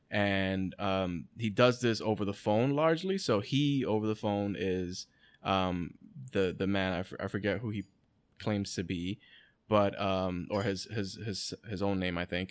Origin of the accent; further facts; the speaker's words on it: New York City, New York, United States; we're from the Bronx and all this shit, and, like, we didn't grow up in, like, the best areas